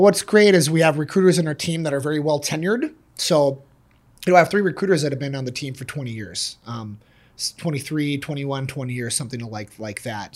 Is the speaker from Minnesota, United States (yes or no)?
yes; Bloomington, Minnesota, United States; now in Shoreview, United States; I'm, I'm from Bloomington, living in Shoreview.